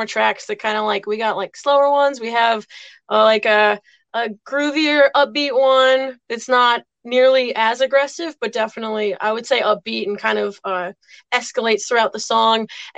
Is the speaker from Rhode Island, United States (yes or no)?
yes; Westerly, Rhode Island, United States; we're from Westerly, Rhode Island, so we're kind of like right on the border of Connecticut